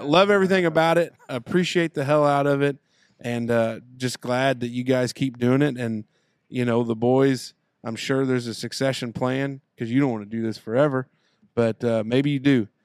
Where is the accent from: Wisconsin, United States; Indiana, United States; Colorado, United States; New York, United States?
Indiana, United States; Southern; we love Southern Indiana and we love our home